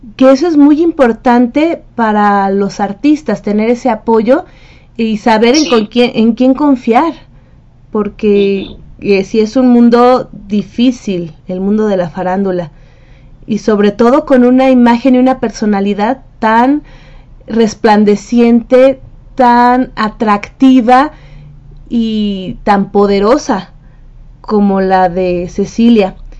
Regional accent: Mexico; also born or lived in Mexico City; México, de, mi tierra

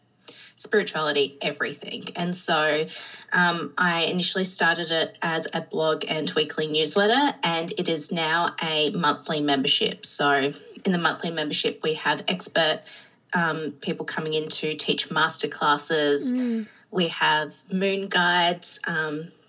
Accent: Adelaide, South Australia, Australia; moved away as an adult; I am from South Australia, so Adelaide in Australia. And so I'm an only child. So I grew up on the coast with my parents and some pets.

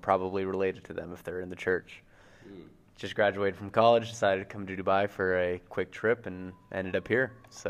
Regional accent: Illinois, United States; moved away; also born or lived in Provo, Utah; I'm from Illinois. Just graduated from BYU.

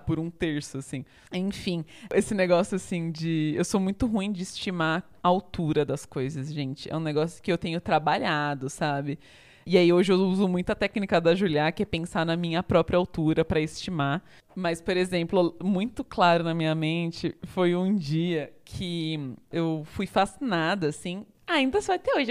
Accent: São Bernardo do Campo, São Paulo, Brazil; moved away as an adult; also born or lived in Rio de Janeiro / São Carlos; eu sou original de São Bernardo do Campo, terra do alemão do Big Brother

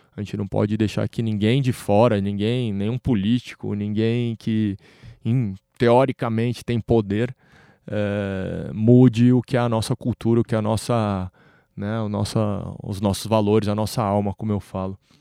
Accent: Brazil; como brasileiros

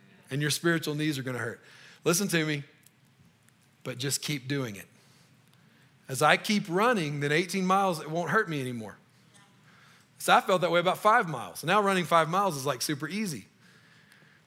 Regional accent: Louisiana, United States; moved away as an adult; now in Colorado, United States; I'm from Louisiana

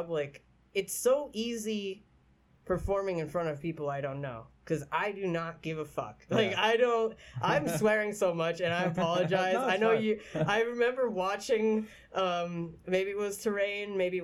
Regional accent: Pottsville, Pennsylvania, United States; I grew up in Pottsville

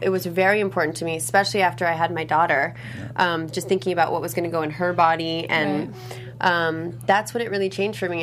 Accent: Los Angeles, California, United States; growing up in Los Angeles, um, it's a very health conscious place

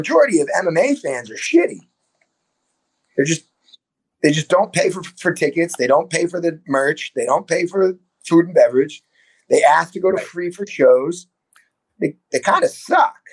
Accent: Boston, Massachusetts, United States; moved away; also born or lived in Bangkok; I'm from Boston

